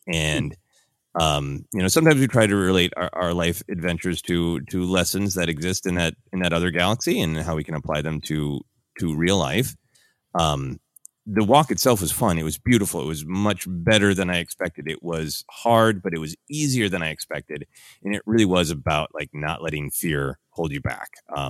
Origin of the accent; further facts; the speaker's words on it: Midwest, United States; also born or lived in Portland, Oregon; In me growing up in the Midwest, I spent a brief and magical time in the Pacific Northwest, specifically Portland, Oregon.